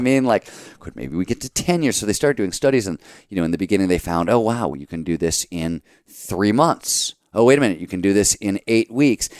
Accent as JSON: {"language": "English", "town": "Cleveland", "region": "Ohio", "country": "United States", "tie": "born or raised there", "also_born_or_lived": "Chicago", "moved": "yes", "said": "growing up in Cleveland"}